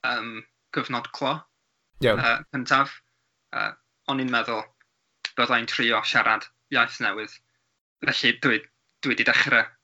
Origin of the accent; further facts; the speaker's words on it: Wales, United Kingdom; accent: North Wales; Welsh is a second language; Mae'n ma gwneud i fi siarad a grando mm. efo pobl leol o Gogledd Cymru, felly mae fy acen yn swnio